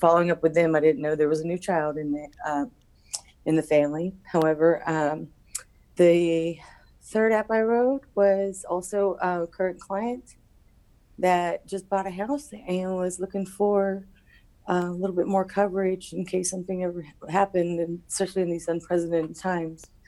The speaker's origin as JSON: {"language": "English", "town": "Houston", "region": "Texas", "country": "United States", "said": "I'm from Houston, Texas"}